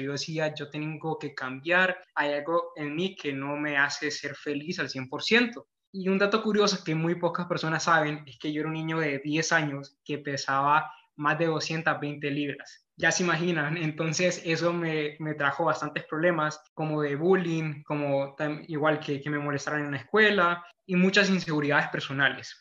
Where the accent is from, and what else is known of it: Honduras